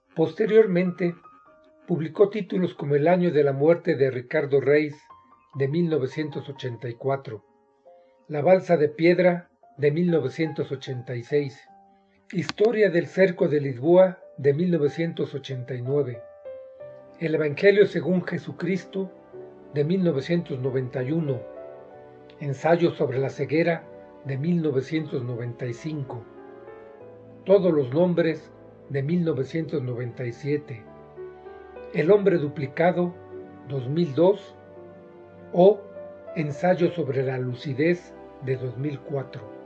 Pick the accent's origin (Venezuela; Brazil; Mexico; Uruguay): Mexico; soy mexicano, y vivo en Toluca, Estado de México.